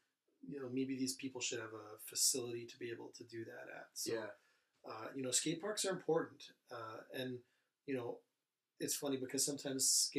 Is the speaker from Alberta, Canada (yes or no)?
yes; Sylvan Lake, Alberta, Canada; You know, growing up in Sylvan Lake in the 80s and 90s